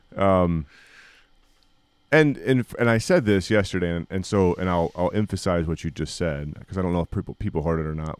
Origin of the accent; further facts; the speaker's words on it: United States; as American evangelicals and as American Christians